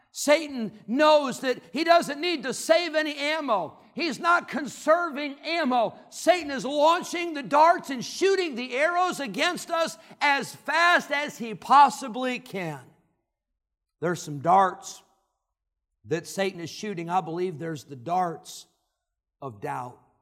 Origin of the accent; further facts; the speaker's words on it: Rockford, Illinois, United States; God led them back to Illinois, and that's where I grew up